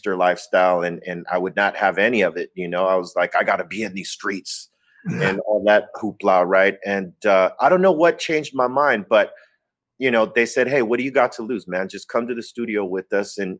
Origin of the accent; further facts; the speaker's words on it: Los Angeles, California, United States; I was born and raised in Los Angeles